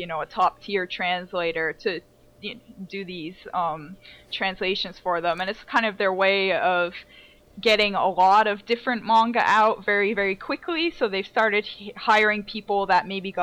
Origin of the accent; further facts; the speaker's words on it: United States; moved away as an adult; also born or lived in Massachusetts; now in Australia; an American living in Australia, which makes me an Australian to you guys, but to them here, I'm still an American